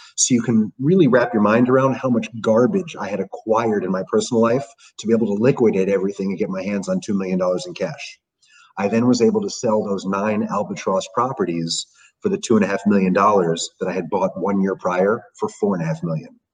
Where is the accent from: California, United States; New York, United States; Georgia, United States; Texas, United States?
New York, United States; New York City; growing up in New York City